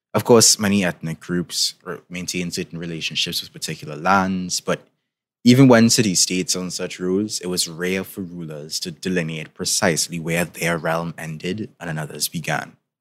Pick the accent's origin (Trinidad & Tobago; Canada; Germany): Trinidad & Tobago; in case you couldn't tell by my accent, I'm from the Caribbean, particularly from Trinidad and Tobago